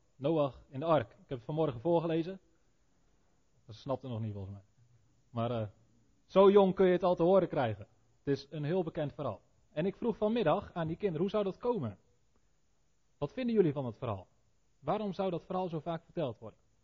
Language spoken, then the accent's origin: Dutch; Netherlands; als Nederlanders die onder de zeespiegel wonen